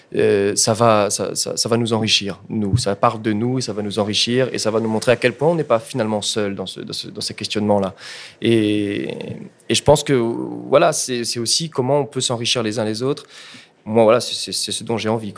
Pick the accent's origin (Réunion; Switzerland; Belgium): Réunion; J'ai dû attendre à ce moment-là d'être en master pour apprendre l'histoire de mon île.